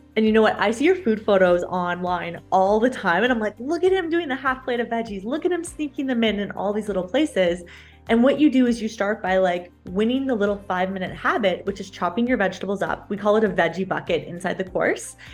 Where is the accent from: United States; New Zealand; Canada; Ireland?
Canada; also born or lived in London, Ontario; I'm a Canadian